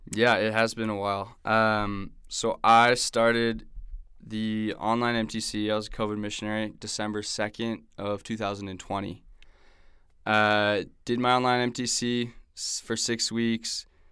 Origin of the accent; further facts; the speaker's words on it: Newport Beach, California, United States; moved away as an adult; also born or lived in Arizona / Manaus, Brazil; now in Provo, United States; I grew up in Newport Beach